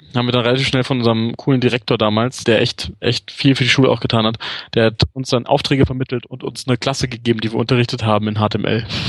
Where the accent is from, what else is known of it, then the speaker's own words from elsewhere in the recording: Hanover, Lower Saxony, Germany; moved away as an adult; also born or lived in England; now in Munich, Germany; Bin In Hannover geboren und ja. Äh, war da bis ich nach dem Studium. Ja, also relativ lange. Mit der kleinen Pause, wo ich in England gelebt habe.